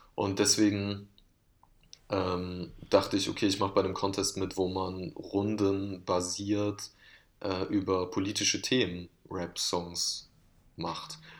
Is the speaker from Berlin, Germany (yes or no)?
no; Oberhausen, North Rhine-Westphalia, Germany; ich komme aus Oberhausen, einer Stadt im Ruhrgebiet